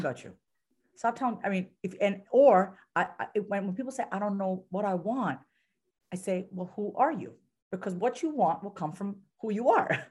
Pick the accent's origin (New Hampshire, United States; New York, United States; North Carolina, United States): New York, United States; I'm from New York